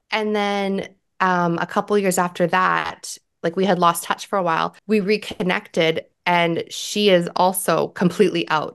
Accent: Canada; I'm Canadian

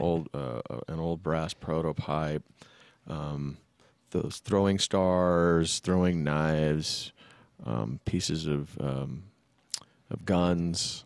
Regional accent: San Jose, California, United States; also born or lived in Fremont, California / Sacramento, California; I grew up in the, in Santa Clara, San Jose area, and then I moved to Fremont, um, in my junior high year, and then finished high school and then moved up to S A C

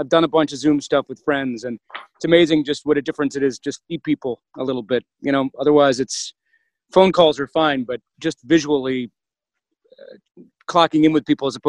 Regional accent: New York City, New York, United States; I'm out here in New York. I'm a New York native, so I grew up in New York City. Right now, I'm in upstate New York, so I'm in the woods.

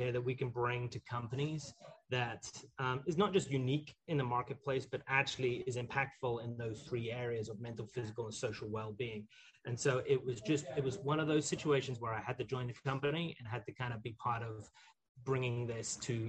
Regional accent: Scotland, United Kingdom; I grew up in the Highlands of Scotland and have always had an affinity with gardening.

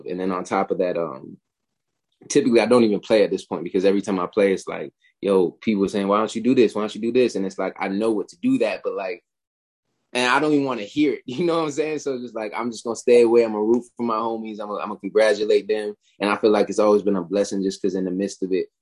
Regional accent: Charlotte, North Carolina, United States; I moved to Charlotte in, I say, like 2007, 2006. So I was in Charlotte the majority of my, like, high school

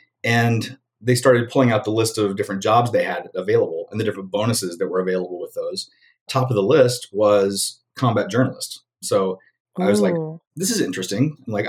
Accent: Alabama, United States; moved away; also born or lived in Los Angeles / Chicago; They didn't know that I was from Alabama because I lost my accent somewhere along the way. I was told later that if they knew I was from Alabama, I would have never got that job.

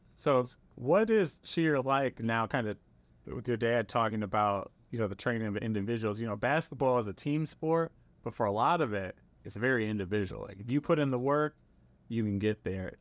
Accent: Milwaukee, Wisconsin, United States; moved away as an adult; I was from Milwaukee, Wisconsin, had never really left the city before

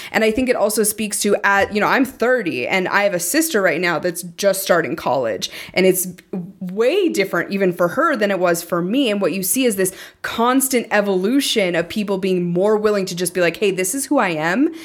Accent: Montana, United States; growing up in Montana

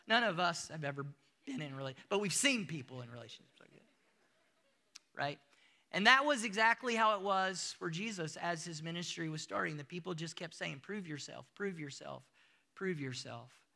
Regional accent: United States; moved away as an adult; also born or lived in Africa; now in South Africa; I'm still from the United States. I bring my culture with me everywhere that I go. You hear it in my accent

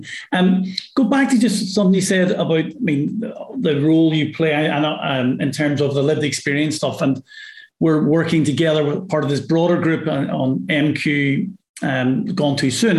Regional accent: Northern Ireland, United Kingdom; I say Mirror, really funny, because I'm from Northern Ireland.

